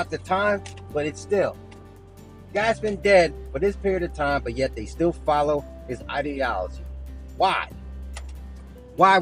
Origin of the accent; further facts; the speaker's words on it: United States; I'm far from embarrassed from being American